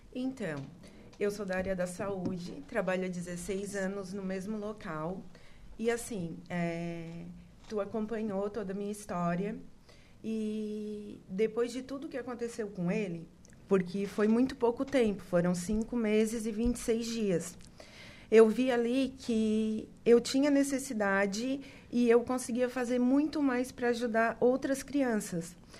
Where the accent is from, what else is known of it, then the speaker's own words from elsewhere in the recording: Criciúma, Santa Catarina, Brazil; moved away as an adult; A minha família é de Criciúma, né? Eu sou de Criciúma, moro aqui há sete anos.